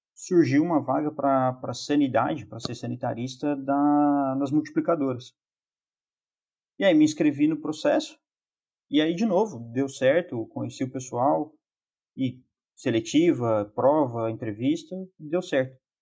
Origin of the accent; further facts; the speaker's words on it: Lorena, São Paulo, Brazil; moved away as an adult; also born or lived in Botucatu / Toledo, Paraná; now in Chapecó, Brazil; sou natural de Lorena, São Paulo